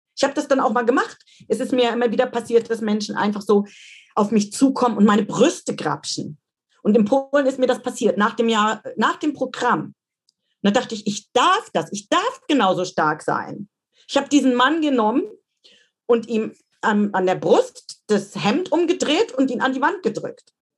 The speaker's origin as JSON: {"language": "German", "town": "Dresden", "region": "Saxony", "country": "Germany", "tie": "born or raised there", "moved": "yes", "said": "meine Heimatstadt Dresden"}